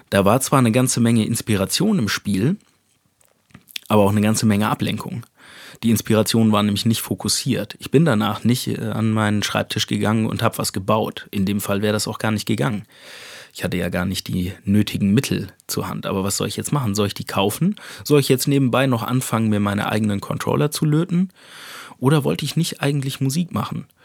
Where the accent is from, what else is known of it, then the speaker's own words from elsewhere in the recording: Hesse, Germany; Speicher sagt man da, wo ich herkomme, aus einem kleinen Dorf in Hessen.